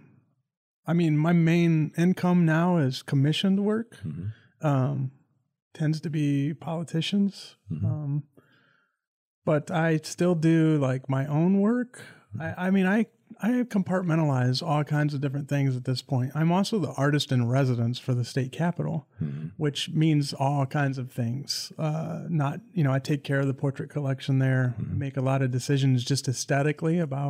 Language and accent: English; Greenwich, Ohio, United States; moved away as an adult; also born or lived in Michigan; I'm from a small town in Ohio named Greenwich.